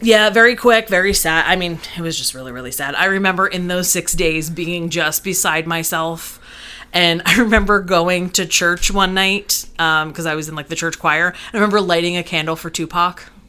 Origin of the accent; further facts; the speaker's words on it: New Jersey, United States; growing up in Jersey, I was kind of aligned with the West Coast